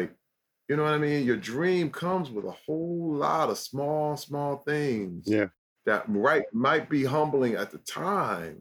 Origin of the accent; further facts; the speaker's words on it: Flint, Michigan, United States; growing up in Flint, I used to get clowned for talking white